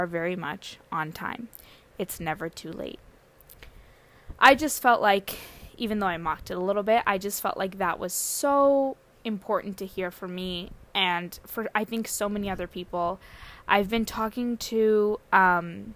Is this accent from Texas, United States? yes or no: no; San Diego, California, United States; my parents, came from India in 1995, and then they settled down in San Diego. That's where I was born and raised.